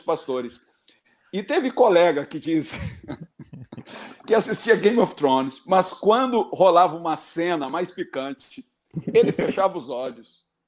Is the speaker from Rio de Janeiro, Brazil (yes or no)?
no; Barbacena, Minas Gerais, Brazil; Quando eu era criança, lá em Barbacena